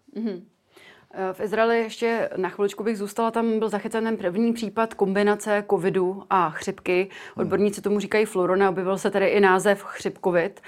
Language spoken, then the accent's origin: Czech; Czechia; u nás v Čechách